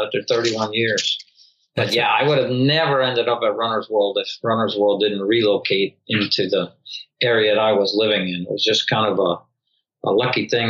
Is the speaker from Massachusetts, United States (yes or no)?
no; Bethlehem, Pennsylvania, United States; I grew up in Bethlehem.